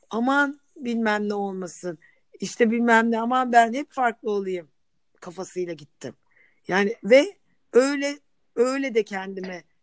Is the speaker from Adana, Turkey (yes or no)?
no; Istanbul, Turkey; born there; Ben Nerede İstanbul'da doğdum.